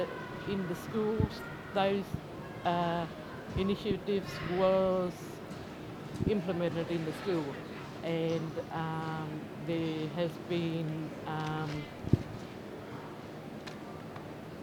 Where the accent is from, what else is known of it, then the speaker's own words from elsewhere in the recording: Alice Springs, Northern Territory, Australia; I was born in Alice Springs